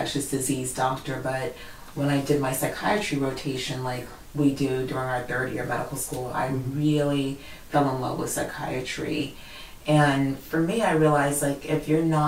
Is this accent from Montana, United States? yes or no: no; Washington, District of Columbia, United States; I grew up in the Washington, D.C. area.